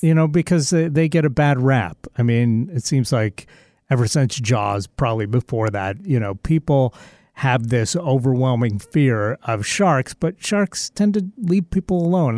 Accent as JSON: {"language": "English", "town": "Seattle", "region": "Washington", "country": "United States", "said": "I say, \"Seattle.\""}